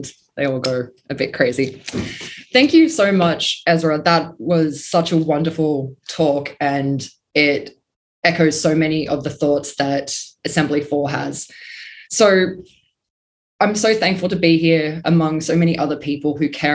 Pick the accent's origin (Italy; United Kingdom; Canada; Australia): Australia; Melbourne, Victoria; I'm from Melbourne, Australia